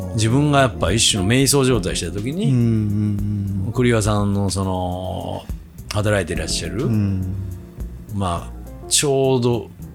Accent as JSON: {"language": "Japanese", "region": "Kochi countryside", "country": "Japan", "moved": "yes", "lives_now": "Tokyo, Japan", "said": "高知の田舎から出てきて"}